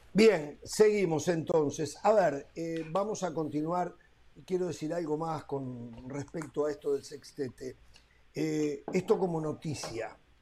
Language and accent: Spanish; Uruguay; si yo no fuera uruguayo